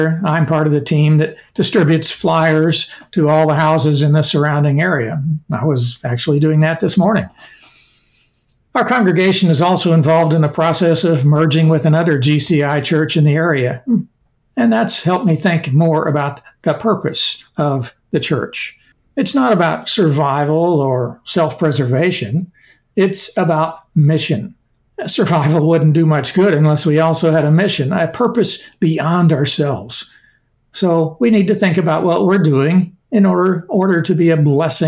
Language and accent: English; Sparta, Illinois, United States; moved away as an adult; now in Glendora, United States; I grew up in Sparta, a small town in southern Illinois